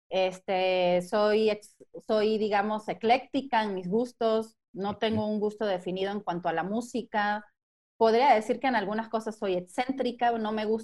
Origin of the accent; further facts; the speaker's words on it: Mexico; born there; Eh, soy México, venezolana, italiana, estoy bastante mezclada, sí soy mexicana de nacimiento, aunque no me crean